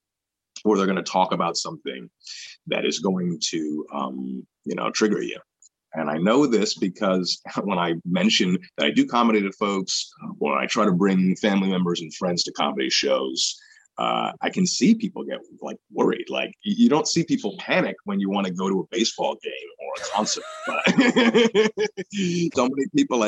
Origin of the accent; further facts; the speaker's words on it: New York, United States; growing up in New York